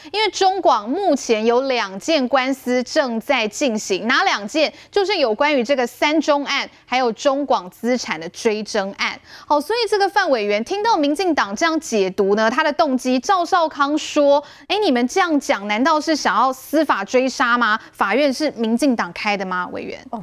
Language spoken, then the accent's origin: Chinese; Taiwan; 我们台湾人